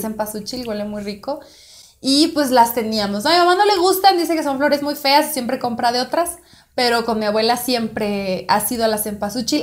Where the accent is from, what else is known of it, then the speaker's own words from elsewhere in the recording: northern Mexico border, Mexico; yo estoy muy orgullosa de mi, de mi identidad fronteriza, ¿no? O sea, yo me pienso como fronteriza